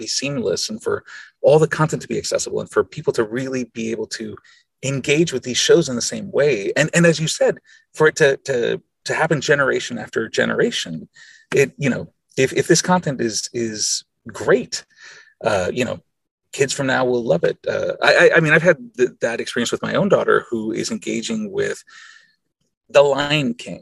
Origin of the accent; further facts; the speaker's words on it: Costa Rica; first language Spanish; English is a second language; I grew up in Costa Rica, and I didn't become fluent in English until I was 10. And I was certainly, I did not speak any English before age 8.